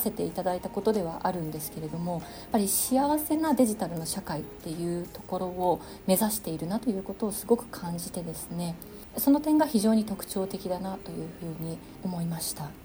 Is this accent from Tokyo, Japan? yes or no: yes; Tokyo, Japan; moved away as an adult; now in Denmark; 東京生まれ東京育ちなんですけれども2005年にですねデンマークの方にあの博士課程の途中で来まして